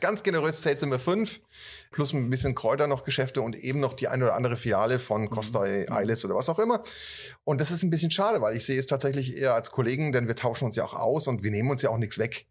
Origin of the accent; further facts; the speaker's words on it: Northern Germany, Germany; moved away; also born or lived in Franconia; ich bin ja Norddeutscher